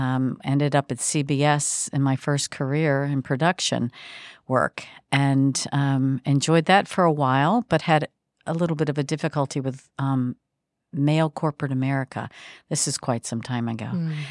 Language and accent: English; Baltimore, Maryland, United States; I am originally, and that's been quite some time ago, born and raised in the Baltimore area of the Mid-Atlantic